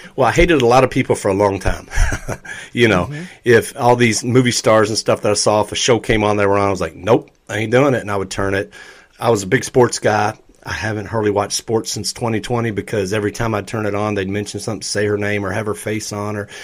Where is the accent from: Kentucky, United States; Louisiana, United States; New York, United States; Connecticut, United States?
Kentucky, United States; Louisville; born or raised there